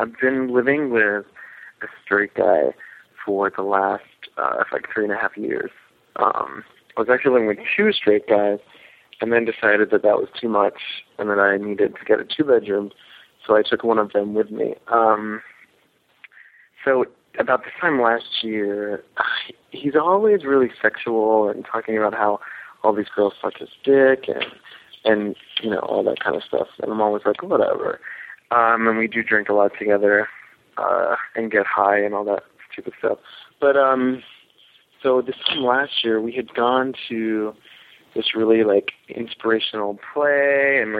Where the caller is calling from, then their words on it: New York City, New York, United States; I'm calling from New York City. I am almost 30